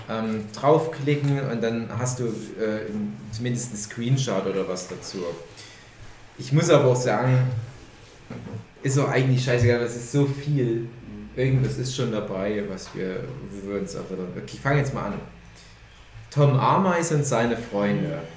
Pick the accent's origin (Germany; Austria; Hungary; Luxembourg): Hungary; also das für mich als, als Ungar oder als Halbungar ist das natürlich Kulturgut.